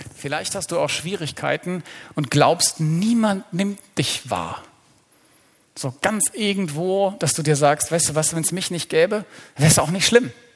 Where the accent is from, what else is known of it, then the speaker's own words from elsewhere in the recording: Black Forest, Baden-Württemberg, Germany; Wir stammen aus dem Schwarzwald